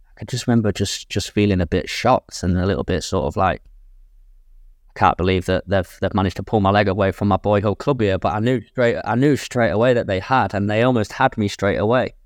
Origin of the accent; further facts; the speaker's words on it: England, United Kingdom; moved away as an adult; now in Jeddah, Saudi Arabia; I'm from England